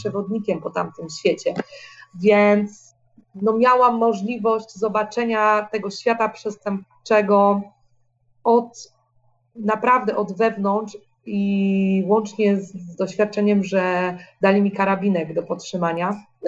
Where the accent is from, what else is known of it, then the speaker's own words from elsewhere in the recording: Poland; moved away; mojego dzieciństwa jeszcze w Polsce